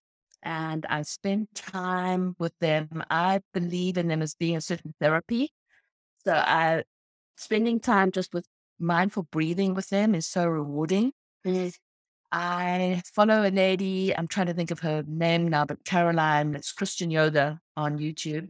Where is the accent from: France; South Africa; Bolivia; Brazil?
South Africa; Cape Town, Western Cape; now in United States; I'm from South Africa. I'm from Cape Town